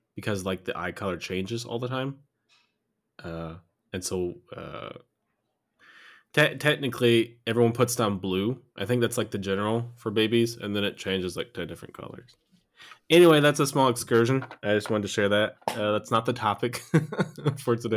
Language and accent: English; United States; moved away as an adult; now in Germany; I lived in the U S until I was almost twenty-one